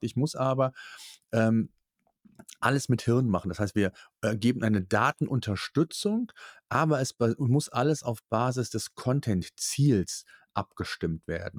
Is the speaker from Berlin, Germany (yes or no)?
no; Cologne, North Rhine-Westphalia, Germany; Es ist so diese Mentalität, wie die bei uns in Köln so ist